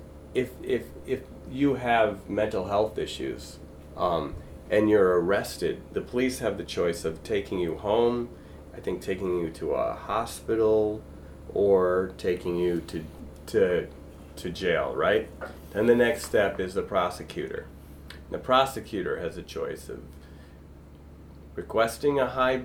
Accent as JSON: {"language": "English", "town": "Evanston", "region": "Illinois", "country": "United States", "tie": "born or raised there", "said": "I grew up in Evanston"}